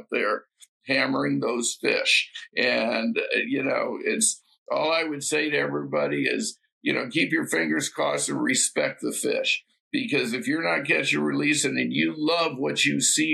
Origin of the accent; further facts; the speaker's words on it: West Coast, United States; moved away; I grew up on the West Coast